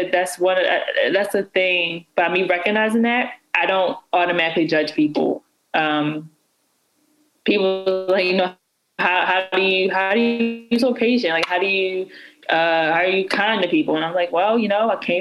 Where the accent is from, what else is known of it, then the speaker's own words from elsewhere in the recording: Baltimore, Maryland, United States; I'm from Baltimore.